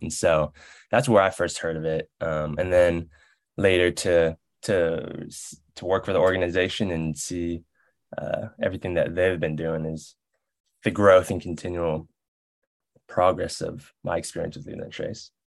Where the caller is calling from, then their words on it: the Bay Area, California, United States; I'm calling in from California, the the Bay Area right now.